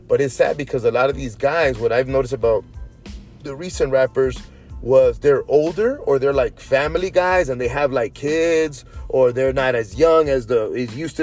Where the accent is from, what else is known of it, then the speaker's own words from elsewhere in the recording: Inglewood, California, United States; moved away as an adult; also born or lived in Orange County, California / El Salvador; now in Las Vegas, United States; I love Inglewood, man. I was there 37 years